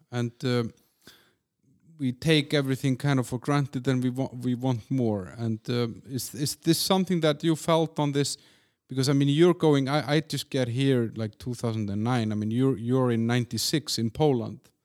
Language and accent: English; Iceland; also born or lived in Denmark; now in Czech Republic; I'm from Iceland and I lived in Denmark for, you know, four, four years or four and a half